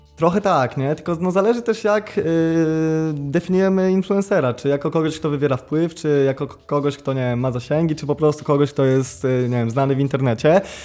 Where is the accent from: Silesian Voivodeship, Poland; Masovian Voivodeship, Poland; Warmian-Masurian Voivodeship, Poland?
Warmian-Masurian Voivodeship, Poland; Ostróda; also born or lived in Olsztyn; generalnie wychowywałem się w Ostrudzie